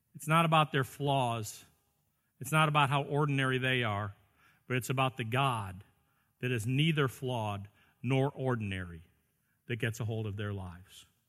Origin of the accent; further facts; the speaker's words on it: Chicago, Illinois, United States; I grew up in the Chicago area in the sixties and seventies